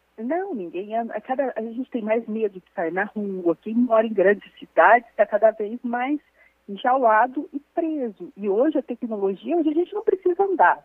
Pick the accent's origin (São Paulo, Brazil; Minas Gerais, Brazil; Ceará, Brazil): Minas Gerais, Brazil; interior of; eu sou do interior de Minas